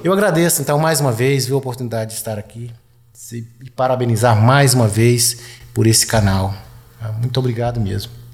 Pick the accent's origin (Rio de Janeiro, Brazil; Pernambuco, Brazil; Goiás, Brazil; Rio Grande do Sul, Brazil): Goiás, Brazil; moved away; eu sou lá de Goiás Velho